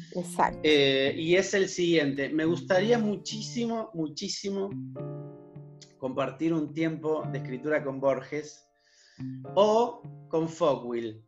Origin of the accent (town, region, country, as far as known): Argentina